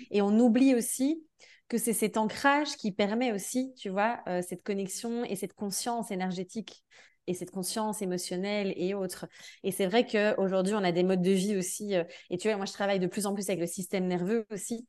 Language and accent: French; Belgium; now in France; Je suis de Belgique de base. Là, j'habite en France.